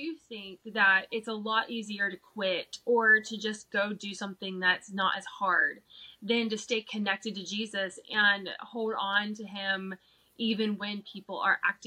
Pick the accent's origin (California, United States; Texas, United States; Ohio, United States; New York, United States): Ohio, United States; Cincinnati; also born or lived in Colorado; now in Kentucky, United States; what I grew up in here in the Bible Belt, in that Cincinnati, Southern Ohio, Kentucky area.